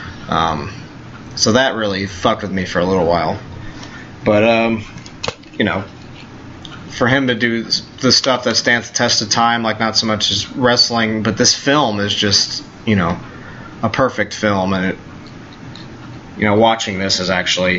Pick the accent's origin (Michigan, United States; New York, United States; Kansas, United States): New York, United States; Long Island; I'm from Long Island, New York.